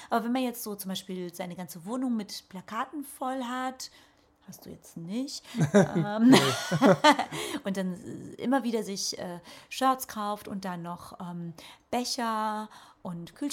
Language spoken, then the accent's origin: German; Lünen, North Rhine-Westphalia, Germany; also in Lünen, da wo ich groß geworden bin, ist mir doch niemand abgestiegen